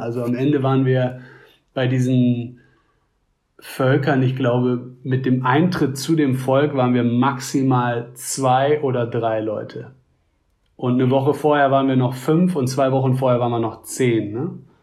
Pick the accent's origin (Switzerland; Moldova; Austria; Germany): Germany